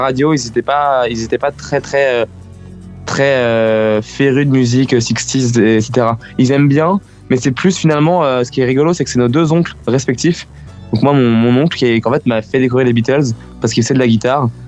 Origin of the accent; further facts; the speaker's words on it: France; first language French; être français et chanter en anglais